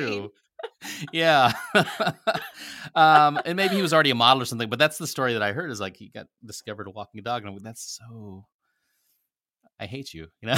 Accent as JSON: {"language": "English", "region": "Nebraska", "country": "United States", "tie": "born or raised there", "also_born_or_lived": "Philippines", "said": "I grew up in a very small town in Nebraska"}